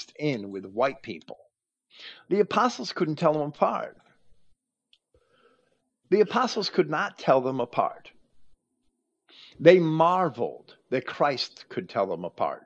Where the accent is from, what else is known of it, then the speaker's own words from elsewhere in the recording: New Jersey, United States; I grew up in New Jersey